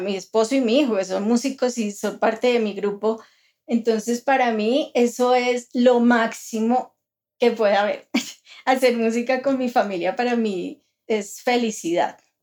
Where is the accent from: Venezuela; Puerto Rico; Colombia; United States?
Colombia; nosotros como latinoamericanos, como colombianos